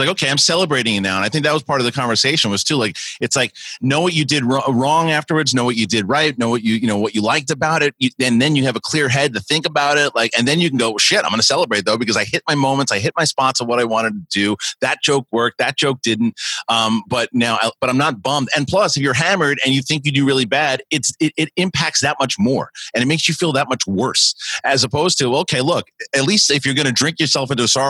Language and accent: English; Queens, New York, United States; In Queens, in Bayside, in Queens. And, you know, and then when I went to San Diego for 3 weeks, I was the cool kid. And I was like, wait a minute. Like, I was the cool New Yorker.